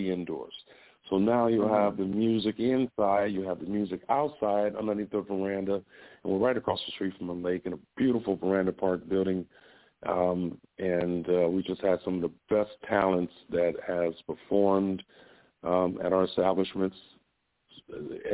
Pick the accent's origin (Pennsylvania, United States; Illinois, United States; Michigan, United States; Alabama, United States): Illinois, United States; Chicago; the neighborhood I grew up in Chicago was around it was a Greek influence